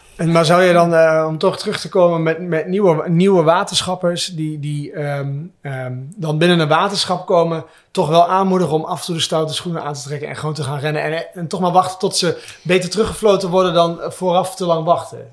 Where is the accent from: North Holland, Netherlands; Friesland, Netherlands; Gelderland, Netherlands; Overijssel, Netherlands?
Overijssel, Netherlands; Twente; ik kom zelfs uit Twente